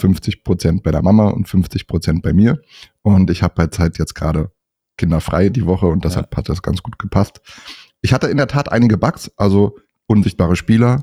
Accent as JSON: {"language": "German", "area": "north of Berlin", "region": "Brandenburg", "country": "Germany", "said": "komme auch nördlich von Berlin"}